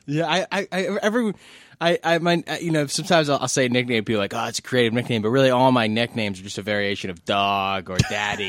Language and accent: English; New York City, New York, United States; I grew up in New York City